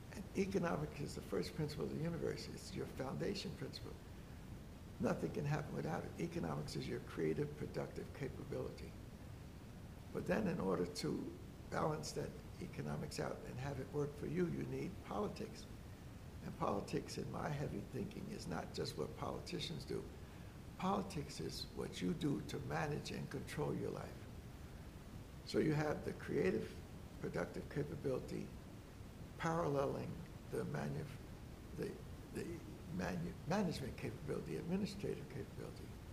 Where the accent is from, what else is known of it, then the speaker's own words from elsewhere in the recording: Newark, New Jersey, United States; born and raised in Newark, New Jersey